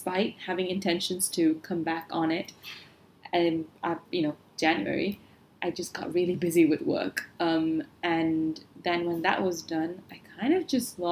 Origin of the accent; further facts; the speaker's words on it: Malaysia; I am also Asian, and I grew up in Asia, in Malaysia